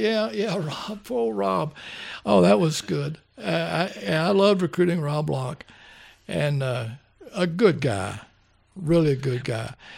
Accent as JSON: {"language": "English", "region": "Kentucky", "country": "United States", "tie": "born or raised there", "said": "I grew up in Kentucky. This is my home"}